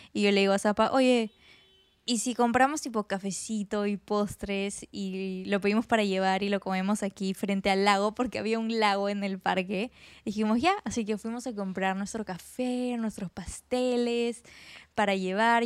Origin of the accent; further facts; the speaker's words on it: Peru; soy de Perú